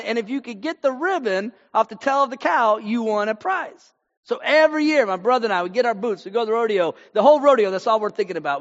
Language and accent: English; Texas, United States; also born or lived in Houston, Texas / Fort Worth, Texas; I'm from Texas. Right now I'm in Fort Worth, Texas. I've been in North Texas uh, for a lot of my life.